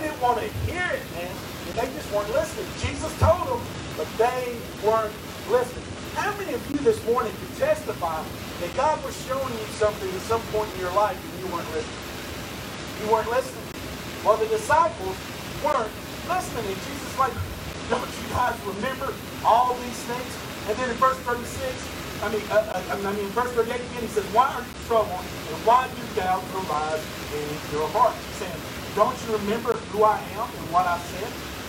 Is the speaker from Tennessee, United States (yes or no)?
yes; Tennessee, United States; born there; I was born in West Tennessee in America, and that kind of makes you a Christian automatically, doesn't it?